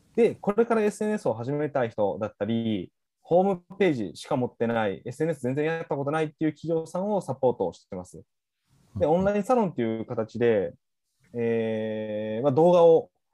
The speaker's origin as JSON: {"language": "Japanese", "region": "Kochi", "country": "Japan", "tie": "born or raised there", "said": "僕の出身校である高知商業"}